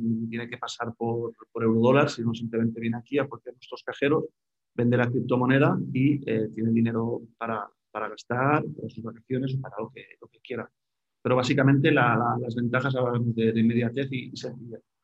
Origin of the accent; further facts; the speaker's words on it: Spain; En España somos un país muy afín a las criptomonedas